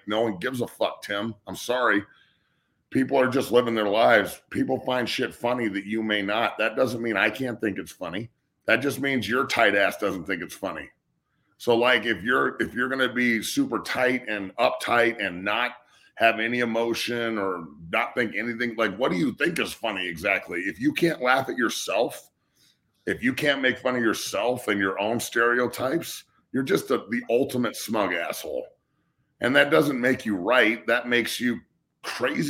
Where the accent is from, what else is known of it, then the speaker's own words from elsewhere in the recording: United States; I'm from the United States